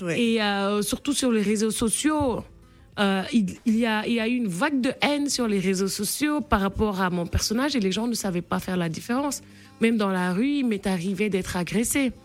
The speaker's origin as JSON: {"language": "French", "country": "Senegal", "tie": "born or raised there", "said": "le fait qu'on soit né et qu'on qu'on ait grandi au Sénégal"}